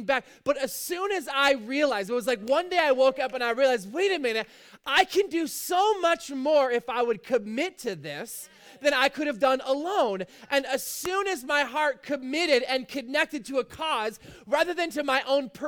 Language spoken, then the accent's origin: English; Fort Erie, Ontario, Canada; I've lived basically in Fort Erie my whole life.